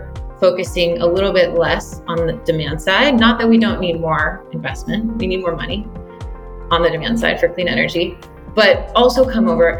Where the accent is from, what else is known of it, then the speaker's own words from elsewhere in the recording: Western Pennsylvania, United States; now in California, United States; spent a lot of time playing in the woods behind my house where I grew up in Western Pennsylvania